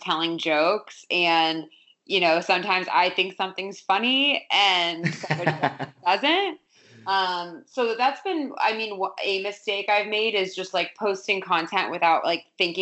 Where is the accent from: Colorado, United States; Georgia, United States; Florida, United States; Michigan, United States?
Florida, United States; South; moved away; I grew up in South Florida, beach town.